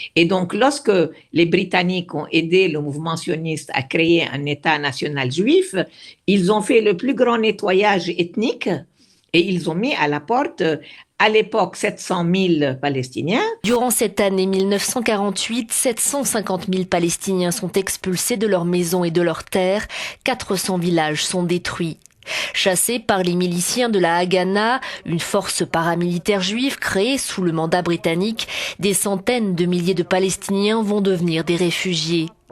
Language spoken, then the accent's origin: French; Beirut, Beirut Governorate, Lebanon; moved away; je me sens autant libanaise que palestinienne parce que j'ai grandi, je suis née au Liban